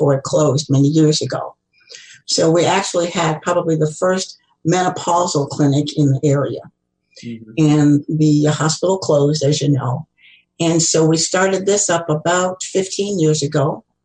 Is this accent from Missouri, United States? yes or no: yes; Kansas City, Missouri, United States; also born or lived in Ann Arbor, Michigan; I am a fourth-generation Kansas Cityan. I grew up in Kansas City.